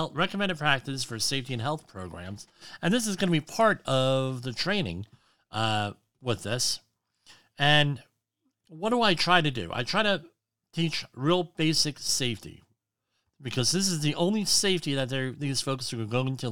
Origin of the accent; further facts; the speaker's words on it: Woodbridge, New Jersey, United States; He was the mayor of my hometown, Jim McGreevy